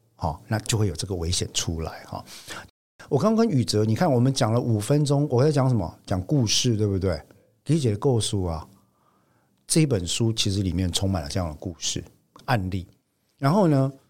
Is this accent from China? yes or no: no; Taiwan; 我们台湾人